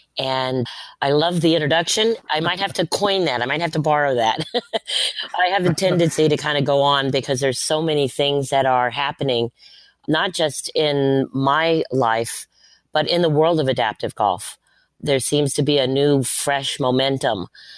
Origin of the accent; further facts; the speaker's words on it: Bath, Maine, United States; born there; My dad was in the military. I was born in Bath, Maine in 1962.